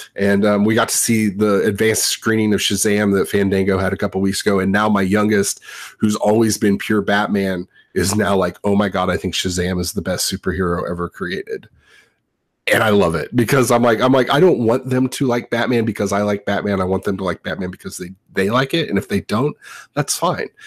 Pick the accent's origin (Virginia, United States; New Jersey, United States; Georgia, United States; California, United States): California, United States; Southern; I grew up in Southern California